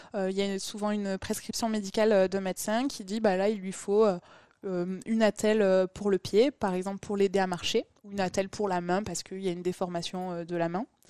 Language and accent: French; Toulouse, Occitania, France; je suis une vraie Toulousaine, je suis née à Toulouse. Après, j'ai grandi à côté de Toulouse